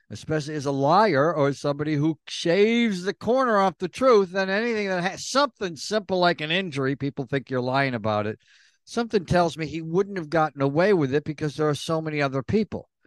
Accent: Elmira, New York, United States; I grew up in Europe, in Elmira.

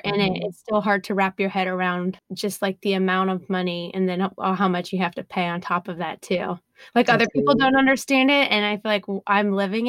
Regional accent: Florida, United States; now in Houston, United States; I'm coming from Florida, so that's a hard place to leave.

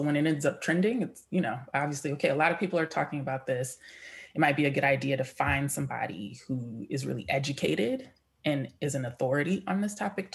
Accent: San Diego, California, United States; my experience growing up in San Diego

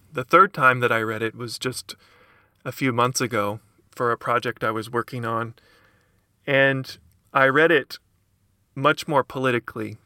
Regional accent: Lexington, Kentucky, United States; originally from kentucky i'm from lexington kentucky

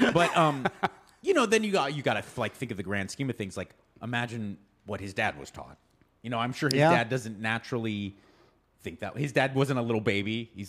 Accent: Pasadena, California, United States; Jackie Robinson grew up where I grew up in Pasadena.

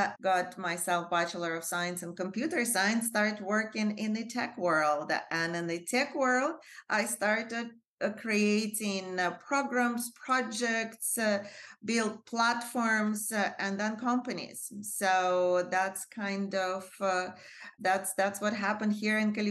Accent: Russia; moved away as an adult; also born or lived in Moscow, Russia / France; now in United States; I was born in Soviet Union in the suburb of Russia. Not a very happy suburb

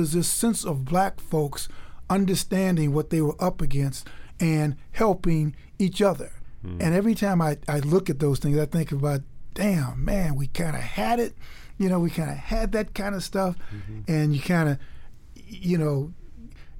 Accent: Chicago, Illinois, United States; me growing up in Chicago on the South Side

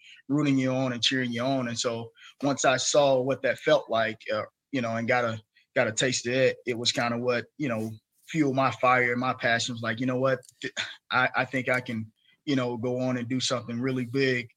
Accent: near Troy, Alabama, United States; near my hometown

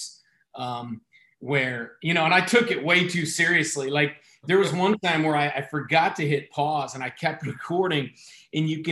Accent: Kansas, United States; growing up in Kansas

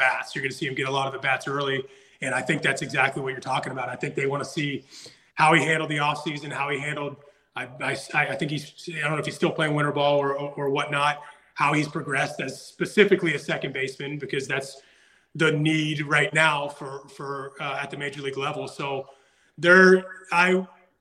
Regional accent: Pittsburgh, Pennsylvania, United States; my hometown team

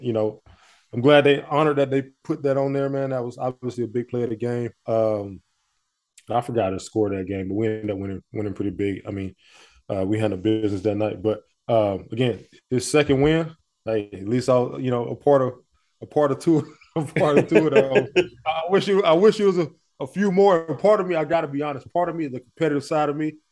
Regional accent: Montgomery, Alabama, United States; moved away; I'm from Montgomery, Alabama.

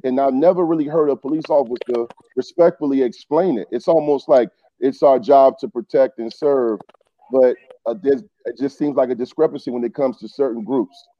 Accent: Newport News, Virginia, United States; I grew up in Eastern Newport News

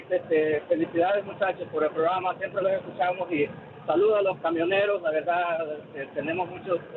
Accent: El Salvador; now in Frisco, United States; yo soy salvadoreño

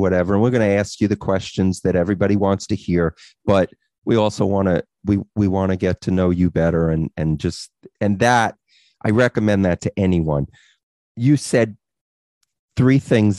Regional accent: Long Island, New York, United States; we're from Long Island

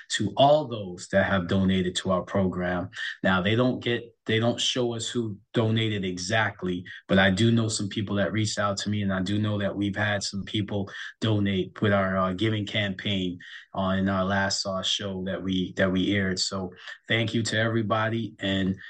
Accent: New York, United States; I'm from New York

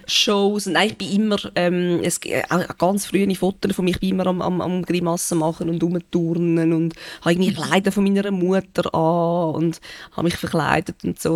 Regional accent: Benken, Zurich, Switzerland; also born or lived in Winterthur; ich bin sehr gerne auf dem Land aufgewachsen

